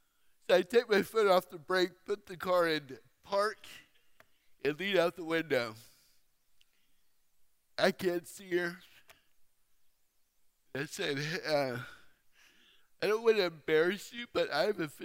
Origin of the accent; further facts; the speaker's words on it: Fairfield, California, United States; now in Phoenix, United States; I grew up in Fairfield. But now I live in Phoenix